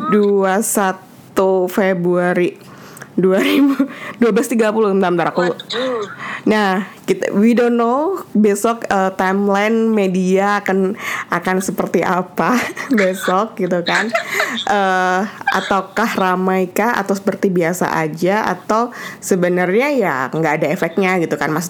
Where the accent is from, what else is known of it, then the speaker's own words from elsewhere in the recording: Indonesia; aku bilang juga aku dari Indonesia ya so easy like that gitu